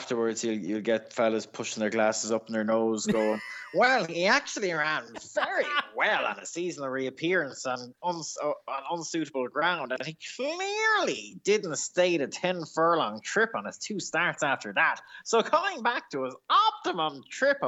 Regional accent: Ireland; As an Irish person

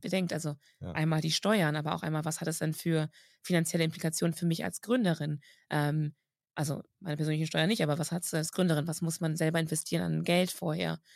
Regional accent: Germany; bei uns in Deutschland

